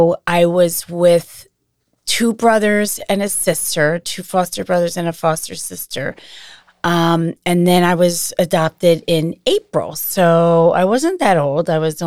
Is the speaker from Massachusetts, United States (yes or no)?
yes; Massachusetts, United States; born there; I was born in 1969 in Massachusetts.